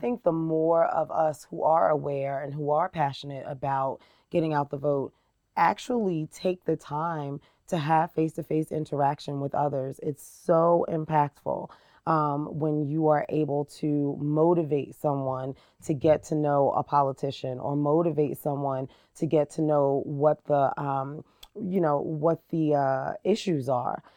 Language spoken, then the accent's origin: English; Jersey City, New Jersey, United States; moved away as an adult; now in Lehi, United States; I was born and raised in New Jersey. Uh, Jersey City, New Jersey